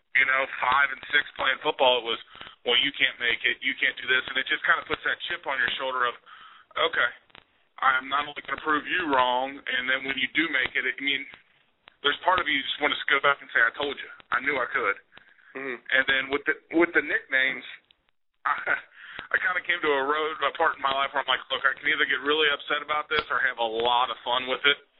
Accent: Kentucky, United States; I live about an hour from UK, and uh, to play in front of my home state

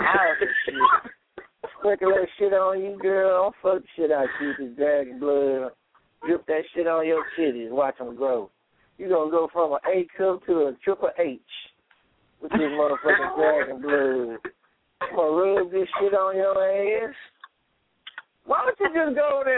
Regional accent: Houston, Texas, United States; I'm from the goddamn dirty south. I'm from Houston, Texas.

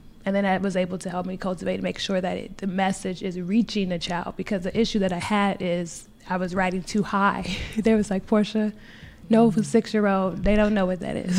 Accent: St. Louis, Missouri, United States; also born or lived in Washington, D.C.; I'm from St. Louis

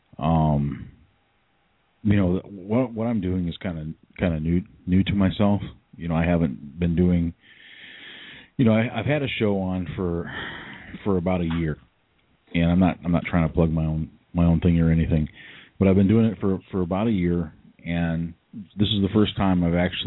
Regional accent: Lansing, Michigan, United States; I'm from Lansing, Lansing, Michigan

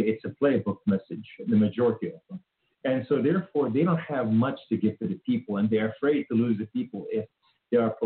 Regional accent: Beirut, Beirut Governorate, Lebanon; now in United States; I was raised in Beirut, Lebanon

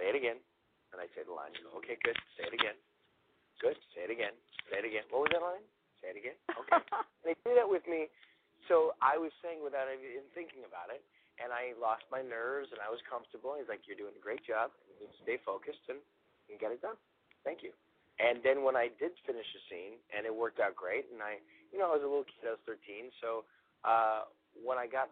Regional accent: Toronto, Ontario, Canada; moved away as an adult; now in Los Angeles, United States; I was from Toronto

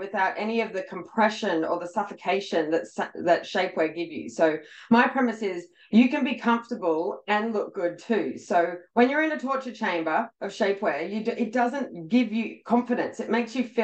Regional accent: Australia; I'm actually Australian

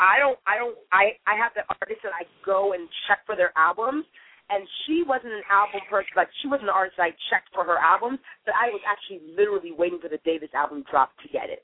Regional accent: Trinidad & Tobago; I'm from Trinidad and Tobago

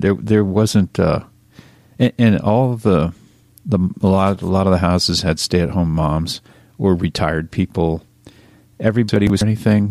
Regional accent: Reading, Pennsylvania, United States; growing up in Reading, Pennsylvania

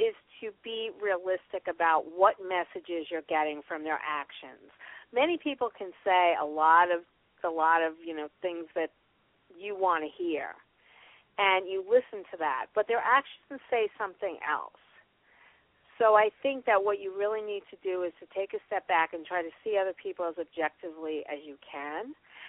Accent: New York, United States; And I'm from New

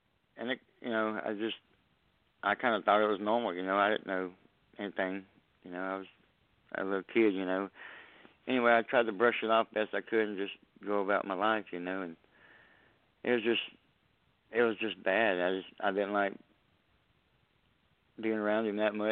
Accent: Southeast Texas, United States; I'm from Southeast Texas.

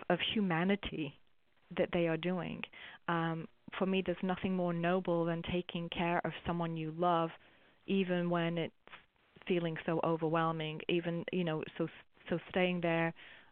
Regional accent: England, United Kingdom; I'm English

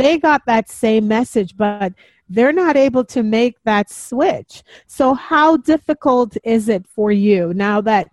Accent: Jamaica; I'm Jamaican also

